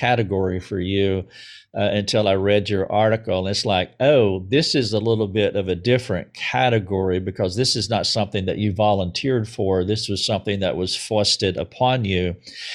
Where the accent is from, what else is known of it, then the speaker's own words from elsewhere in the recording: southern United States, United States; I'm from the southern part of the United States